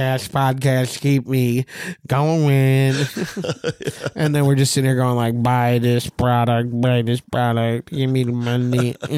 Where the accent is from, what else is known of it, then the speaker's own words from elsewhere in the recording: Long Island, New York, United States; You're from Boston. I'm from Long Island.